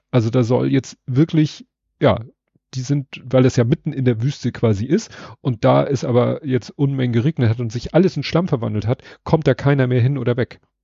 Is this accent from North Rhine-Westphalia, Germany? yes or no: no; Hamburg, Germany; Hamburger meines, äh, meiner Generation